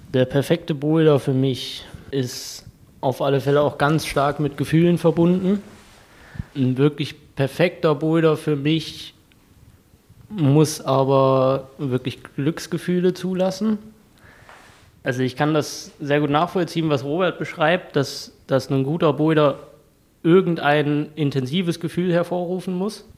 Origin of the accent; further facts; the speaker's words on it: Kassel, Hesse, Germany; moved away as an adult; now in Dresden, Germany; Ich komme ursprünglich aus Kassel, da habe ich das auch angefangen, in der DAV-Kletterhalle